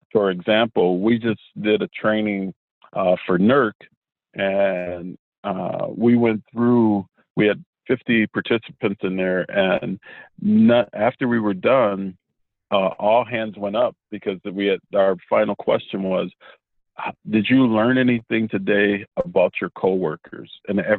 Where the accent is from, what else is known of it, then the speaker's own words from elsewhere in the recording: Cleveland, Ohio, United States; moved away; I'm originally from Cleveland, Ohio